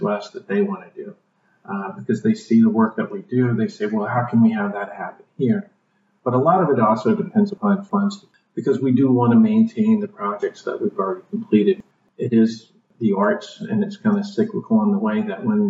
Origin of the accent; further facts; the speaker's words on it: Piedmont area, Virginia, United States; moved away; I grew up in Virginia and sort of the Piedmont area there